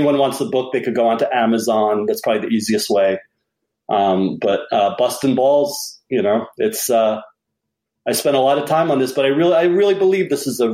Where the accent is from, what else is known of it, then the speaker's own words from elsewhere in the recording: United States; also born or lived in London; as the American